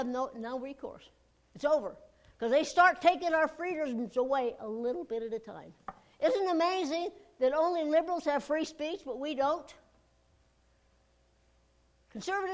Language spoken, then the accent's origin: English; United States; as an American